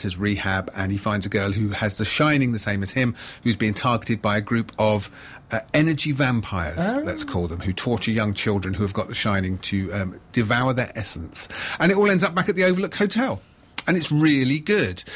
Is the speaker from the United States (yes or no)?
no; United Kingdom; I'm British